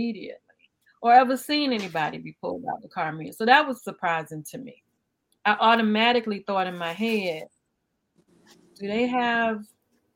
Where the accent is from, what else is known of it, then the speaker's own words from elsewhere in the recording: Highland Park, United States; I grew up in Highland Park, and on 4th Avenue